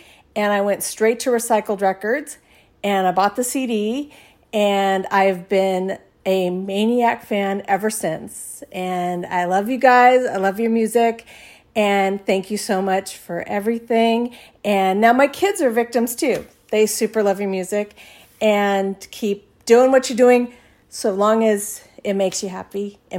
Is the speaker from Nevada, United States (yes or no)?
yes; Las Vegas, Nevada, United States; And right away, that made me angry because I'm from Vegas and I love Vegas.